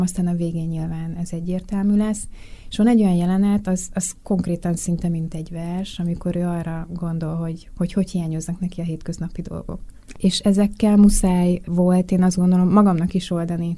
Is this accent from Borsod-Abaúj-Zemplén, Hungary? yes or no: no; Budapest, Hungary; én a tizenkettedik kerületben nőttem föl